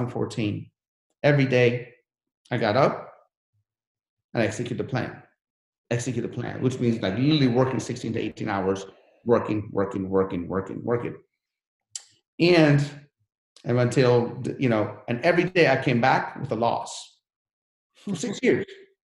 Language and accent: English; Sharon, Pennsylvania, United States; You know, remember, I come from Sharon, PA. Sharon, PA, if you made $2,000-$3,000 a month, you're balling. Now I'm here with a Sharon, Pennsylvania mentality.